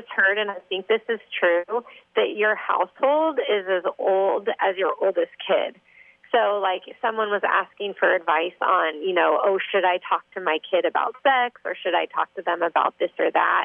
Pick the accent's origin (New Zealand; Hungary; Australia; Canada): Canada; now in Orange County, United States; I grew up in Canada